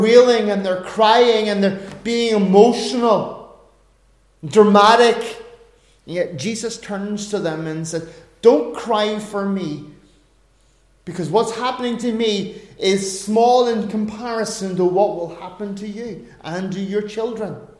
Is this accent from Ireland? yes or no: yes; Ireland; being an Irishman